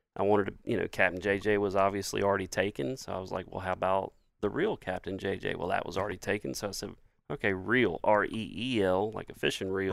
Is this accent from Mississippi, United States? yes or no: yes; Laurel, Mississippi, United States; I'm an Irishman born in Jones County.